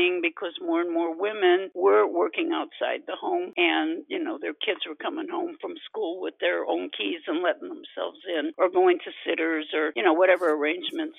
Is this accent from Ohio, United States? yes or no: yes; Cleveland, Ohio, United States; moved away as an adult; I was born and raised in Cleveland, Ohio. Lived there pretty much off and on, but pretty much the first 50 years of my life.